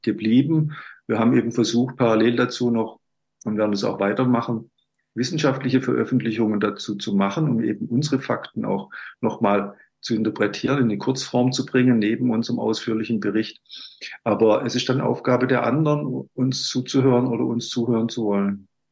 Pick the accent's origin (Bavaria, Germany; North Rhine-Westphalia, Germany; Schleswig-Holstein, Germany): Bavaria, Germany; moved away; also born or lived in Baden-Württemberg; ich bin ja in, in in Bayern sozusagen groß geworden, wissenschaftlich auch